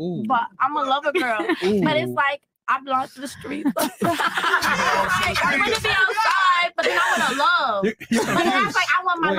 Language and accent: English; Orlando, Florida, United States; also born or lived in New Jersey; I was born in Jersey, but I'm from Orlando.